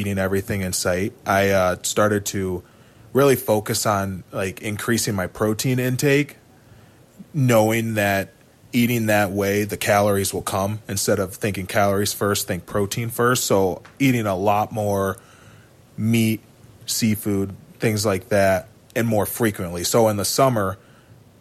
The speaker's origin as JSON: {"language": "English", "town": "Kalamazoo", "region": "Michigan", "country": "United States", "tie": "born or raised there", "said": "I'm from Kalamazoo, Michigan. I went to Otsego High School"}